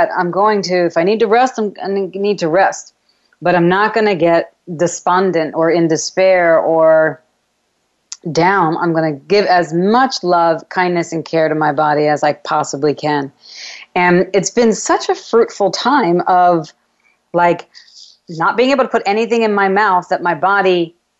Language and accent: English; New York, United States; I'm a New Yorker